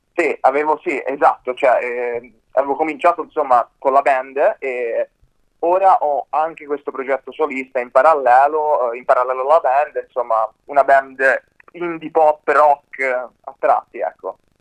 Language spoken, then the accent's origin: Italian; Livorno, Tuscany, Italy; alle mie parti, a Livorno